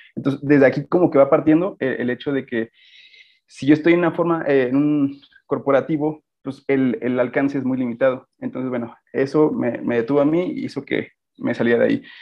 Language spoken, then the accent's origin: Spanish; Guanajuato, Mexico; yo soy de de Guanajuato, radico actualmente aquí